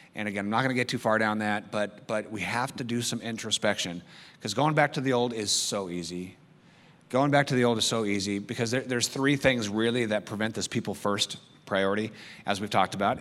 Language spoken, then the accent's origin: English; United States; I love being American.